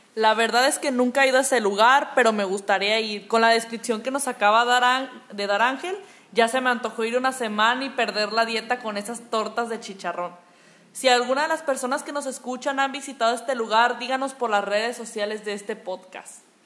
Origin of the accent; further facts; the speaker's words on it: Tecalitlán, Jalisco, Mexico; vine a visitarlos desde Tecalitlán, Jalisco